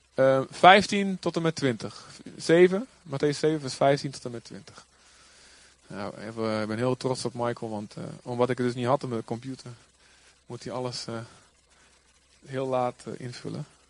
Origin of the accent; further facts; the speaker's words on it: Boskamp, Overijssel, Netherlands; moved away; ik kom natuurlijk ook uit Boskamp